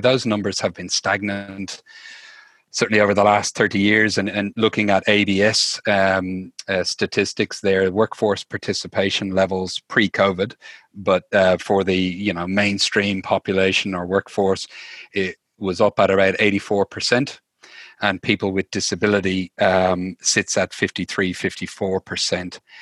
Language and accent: English; Dublin, Leinster, Ireland; moved away as an adult; now in Australia; I'm from Dublin, uh, Ireland originally.